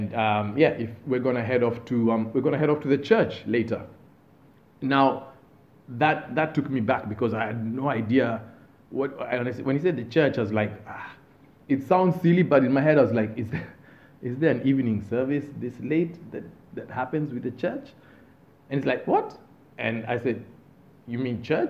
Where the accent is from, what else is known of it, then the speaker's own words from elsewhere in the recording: Kenya; moved away as an adult; where are you from? And I say, Kenya